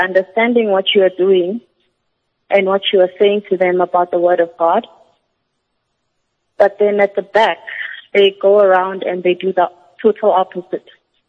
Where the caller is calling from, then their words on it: Johannesburg, Gauteng, South Africa; I'm calling from Johannesburg.